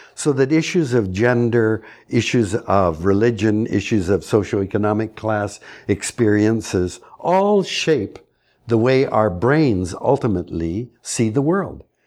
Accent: Canada; As a Canadian

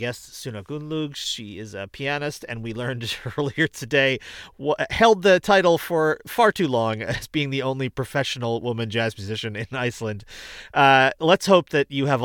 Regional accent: United States; also born or lived in Rochester, New York; as an American who has spent my entire life in this music in the United States

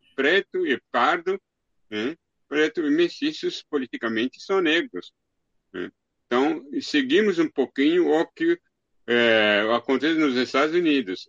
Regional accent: DR Congo; moved away; na minha aldeia, na República Democrática do Congo

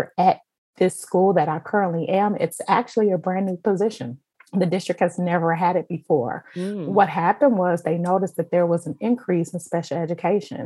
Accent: Kansas City, Missouri, United States; now in Chicago, United States; I was born and raised in Kansas City

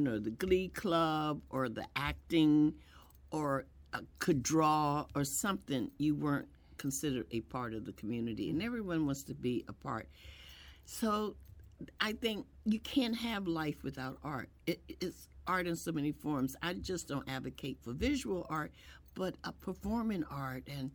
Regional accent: Philadelphia, Pennsylvania, United States; now in Springfield, United States; I grew up in Philadelphia

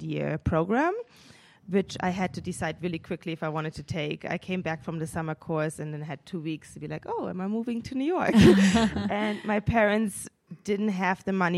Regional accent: Munich, Bavaria, Germany; born or raised there; moved away

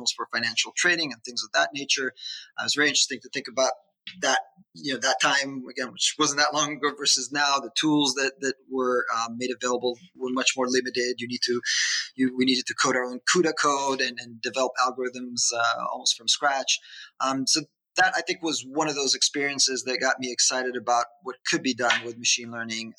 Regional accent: Israel; moved away as an adult; now in United States; I born and raised in Israel.

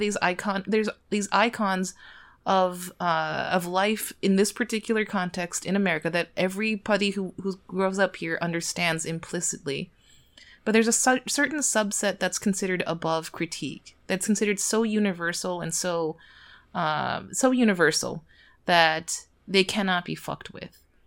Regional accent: United States; I'm Korean American

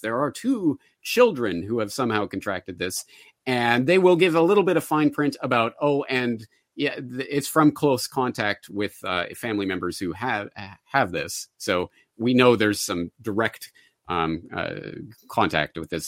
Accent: Calgary, Alberta, Canada; my hometown of Calgary

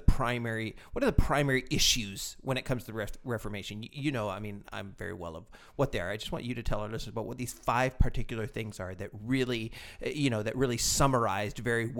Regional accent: England, United Kingdom; We're English, Chica. We say Wittenberg.

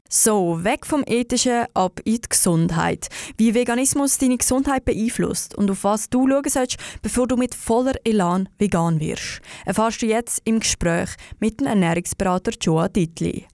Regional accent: Switzerland

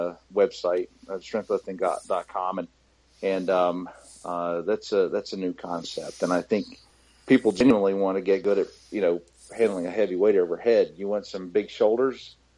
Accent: North Carolina, United States; I take the word hillbilly as a badge of honor, kind of, because I'm from North Carolina

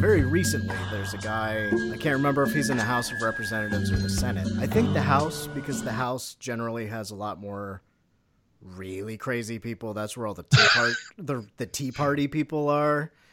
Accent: United States; I'm an American

